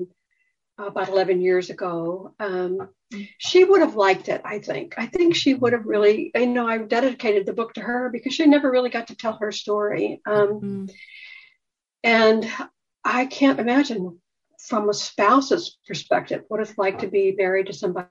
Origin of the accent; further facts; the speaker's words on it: Midwest, United States; I grew up in the Midwest